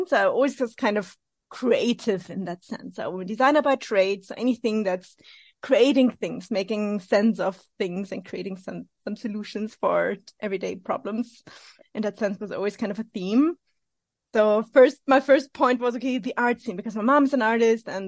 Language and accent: English; Vienna, Austria; I'm originally from Austria, Vienna, so in the center of Europe